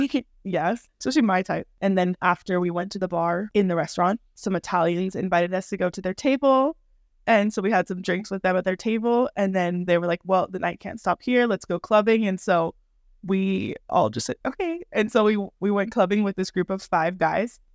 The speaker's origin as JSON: {"language": "English", "region": "California", "country": "United States", "moved": "as an adult", "lives_now": "Madrid, Spain", "said": "I am from California, just like Jordan. I'm now living in Madrid. I have been living here for twelve years now"}